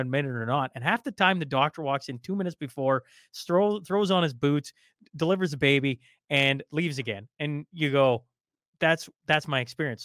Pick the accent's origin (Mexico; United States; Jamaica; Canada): Canada; as a Canadian